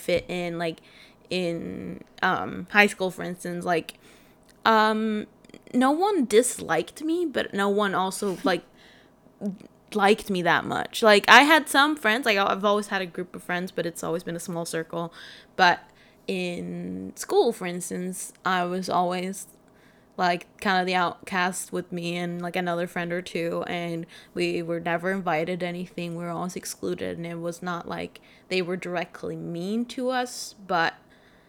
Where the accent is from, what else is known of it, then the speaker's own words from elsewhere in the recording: Sweden; I'm from Sweden, and so you're with the same, like, 15 to 30 people for all your classes